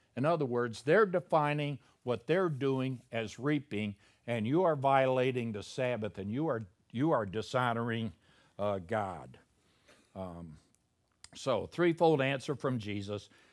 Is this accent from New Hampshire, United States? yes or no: no; Chicago, Illinois, United States; moved away; I'm from Chicago